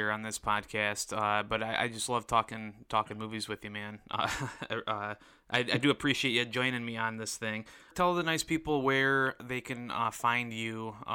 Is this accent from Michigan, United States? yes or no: yes; Detroit, Michigan, United States; Uh, I'm from Detroit, and so this uh, is going to be a big one here in Detroit.